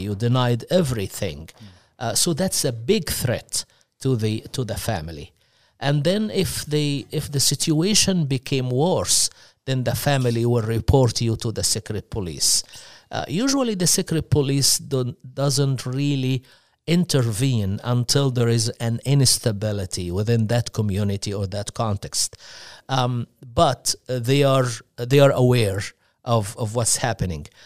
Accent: Upper Egypt, Egypt; English is a second language; moved away; I'm originally from the south uh, southern part of Egypt. Uh, this is why I have accent

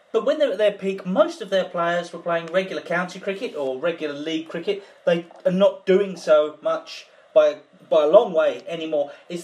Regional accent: England, United Kingdom; as an Englishman

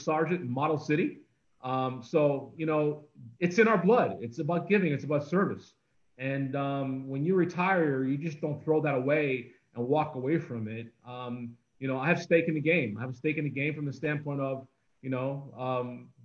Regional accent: Toronto, Ontario, Canada; born or raised there; also born or lived in Guyana

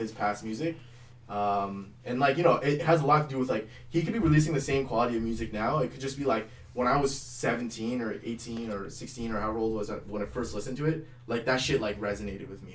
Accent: Mississauga, Ontario, Canada; also born or lived in Oakville, Ontario; like eight until fourteen, we lived in Mississauga

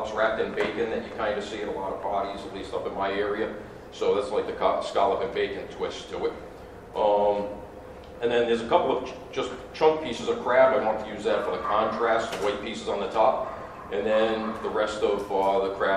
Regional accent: Rhode Island, United States; I'm from Rhode Island's considered the ocean state

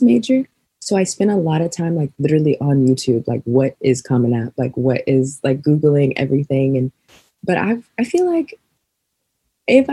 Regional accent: Chesapeake, Virginia, United States; moved away as an adult; now in New York City, United States; I grew up in Virginia

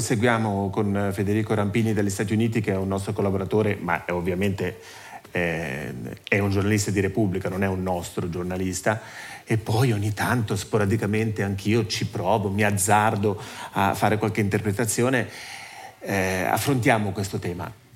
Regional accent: Ticino, Switzerland; sono nato e cresciuto in Ticino, mi sento molto legato al Ticino

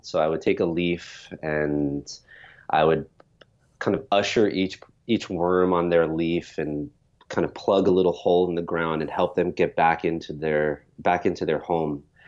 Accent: New York, United States; I grew up in New York. As a child, I was living in the suburbs

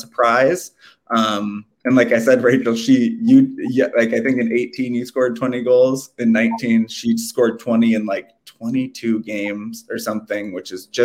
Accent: Walker, Minnesota, United States; I'm from Walker.

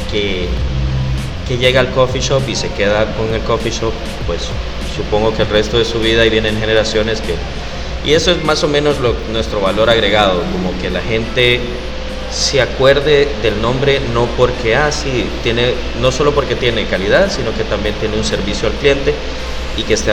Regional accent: Honduras; Y nosotros venimos de Honduras. Como dijiste, la, la tienda de café se llama O Café.

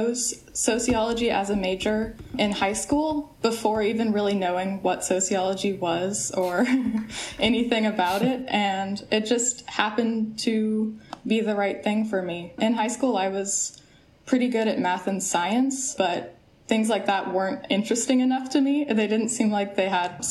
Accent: Corvallis, Oregon, United States; I grew up in Corvallis, Oregon, and I wanted to stay in the area.

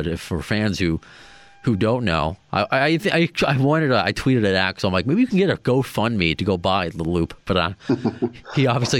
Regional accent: Long Island, New York, United States; I'm from Long Island. I'm working in New York City right now. I'm in Tribeca.

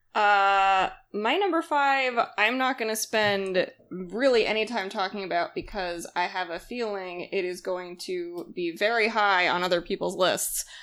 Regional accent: Massachusetts, United States; I'm from Massachusetts, like, I grew up with Little Women so deeply, went to the Alcott house a lot growing up

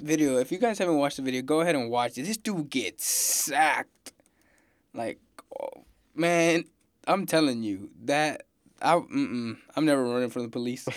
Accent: Houston, Texas, United States; I'm from Houston, freaking Texas, Houston man

